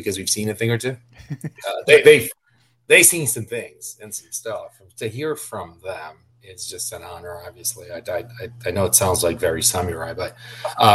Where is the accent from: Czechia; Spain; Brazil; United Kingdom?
Brazil; Curitiba, Paraná; English is a second language; moved away as an adult; also born or lived in Orlando, Florida; now in United States; was born and raised in Brazil, and particularly, especially, not just being from Brazil, but being from Curitiba